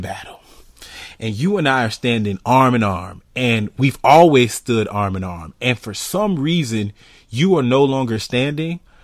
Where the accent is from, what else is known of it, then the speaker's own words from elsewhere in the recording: United States; I'm American.